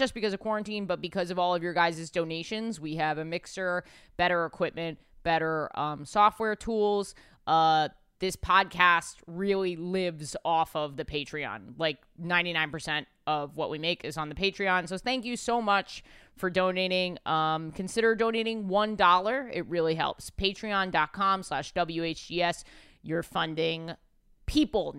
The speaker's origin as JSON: {"language": "English", "town": "New York City", "region": "New York", "country": "United States", "said": "as a New Yorker"}